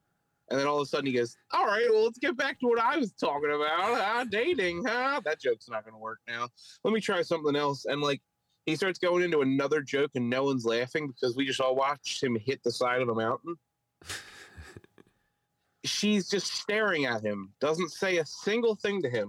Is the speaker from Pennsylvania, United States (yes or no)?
yes; Philadelphia, Pennsylvania, United States; accent: Philly; my Philly accent